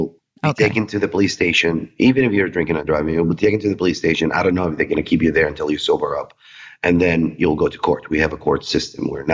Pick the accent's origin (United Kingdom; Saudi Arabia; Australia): Saudi Arabia